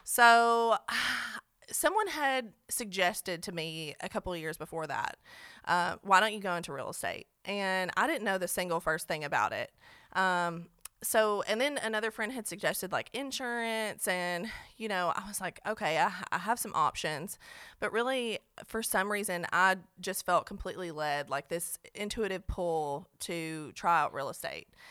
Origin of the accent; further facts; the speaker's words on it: Cookeville, Tennessee, United States; also born or lived in Nashville; I'm from Cookville